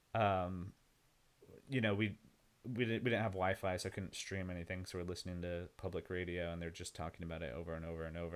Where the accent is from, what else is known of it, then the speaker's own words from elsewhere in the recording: Yucca Valley, California, United States; now in Austin, United States; I'm from a small town called Yucca Valley in the middle of nowhere. It's right next to Joshua Tree, near Palm Springs, in the desert